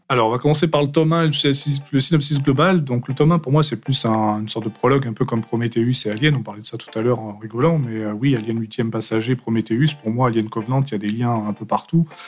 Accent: Paris, Île-de-France, France; also born or lived in Aveyron; je suis français, originaire de l'Aveyron depuis ma plus tendre enfance. Après, fraîchement débarqué à partir de 5-6 ans sur euh, Paris.

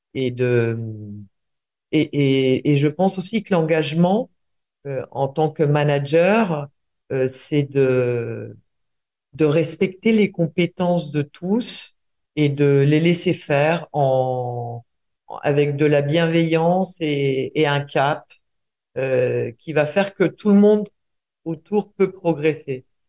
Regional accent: Buenos Aires, Argentina; moved away; also born or lived in Uruguay; je suis né en Uruguay, j'ai grandi en Argentine

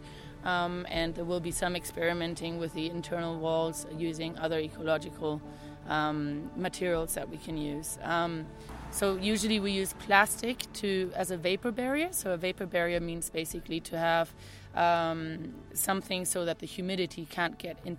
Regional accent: Canary Islands, Spain; moved away; also born or lived in Taos, New Mexico; I'm originally from the Canary Islands, but I've lived in Taos, New Mexico for the last 4 years

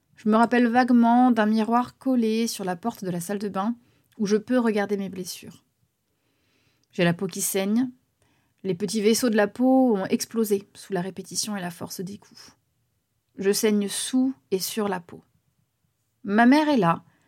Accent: Bourganeuf, Nouvelle-Aquitaine, France; also born or lived in Rouen; Nous sommes à Bourganeuf, en Creuse, dans les années 90. Initialement, je suis née à Rouen

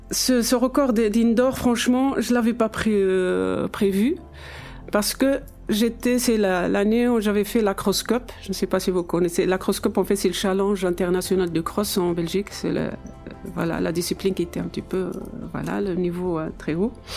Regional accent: Ouarzazate, Drâa-Tafilalet, Morocco; mon enfance déjà à Ouarzazate, où mes parents habitent toujours

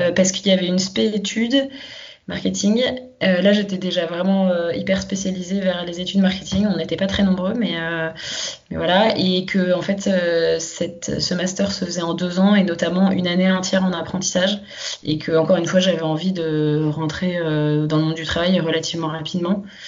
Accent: Paris suburbs, Île-de-France, France; je suis née euh, à Paris. j'ai grandi en banlieue parisienne très proche de Paris.

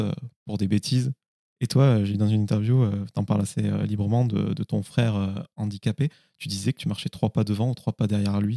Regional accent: Carcassonne, Occitania, France; je suis de Carcassonne entre Toulouse et ah Montpellier

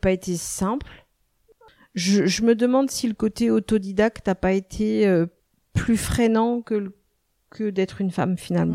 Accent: Nantes, Pays de la Loire, France; now in Vannes, France; je suis née à Nantes. Euh, ça fait maintenant plus de 25 ans que je suis sur le secteur de Vannes

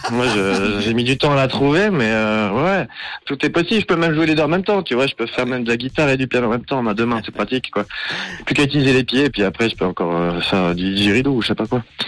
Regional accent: Valais, Switzerland; je viens du, je viens du Valais. Ok. Côté de Ventone

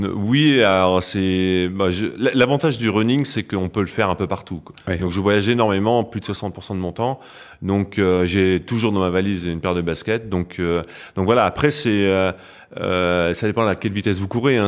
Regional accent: Picardy, Hauts-de-France, France; moved away as an adult; also born or lived in Metz; je ne suis pas Lorrain, non, non, je suis Picard d'origine.

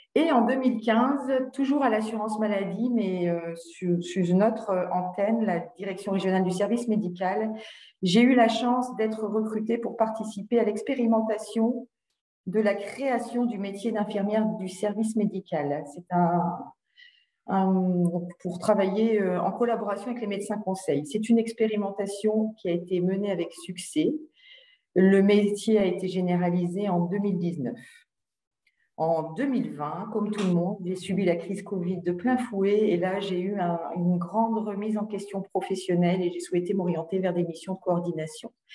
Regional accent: Hauts-de-France, France; j'étais donc du Valenciennois

